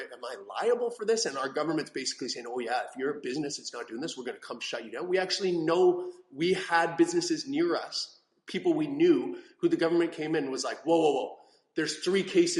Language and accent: English; Canada; I'm from Canada